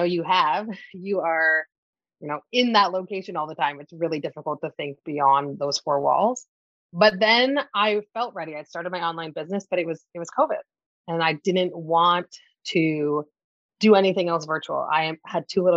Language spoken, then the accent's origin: English; Canada; accent: Canadian; now in Toronto, Canada; I'm based out of Toronto, Canada. So you may hear it in my voice. If you are not familiar with Canadians, you're wondering what this accent is. I am Canadian